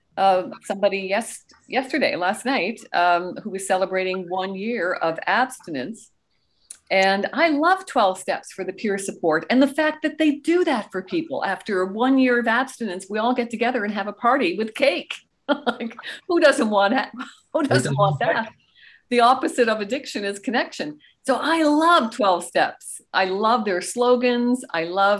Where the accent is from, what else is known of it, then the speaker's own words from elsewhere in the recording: Canada; also born or lived in Goderich, Ontario; I am Canadian and I live in beautiful, the Canada's prettiest town, Goderich, Ontario